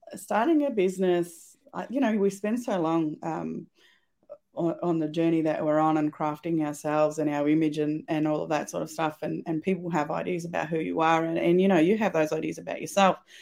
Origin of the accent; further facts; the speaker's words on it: Swan Hill, Victoria, Australia; also born or lived in Kerang, Victoria / Adelaide Hills, South Australia / Geelong, Victoria; I've been born and raised in Victoria.